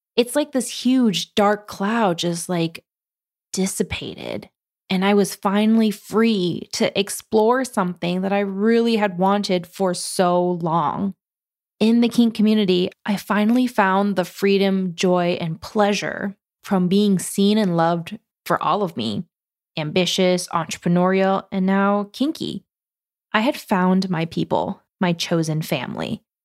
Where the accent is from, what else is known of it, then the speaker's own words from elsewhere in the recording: Oregon, United States; I'm from Oregon